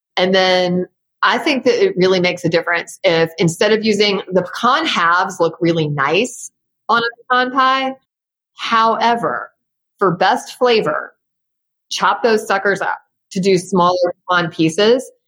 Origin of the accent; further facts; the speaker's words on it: Memphis, Tennessee, United States; being in Memphis, my hometown, you know, full of people who know me or know my family or were my second grade teacher